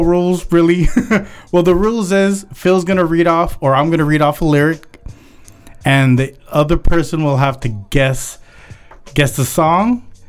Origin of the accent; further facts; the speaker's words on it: Philippines; I'm Filipino.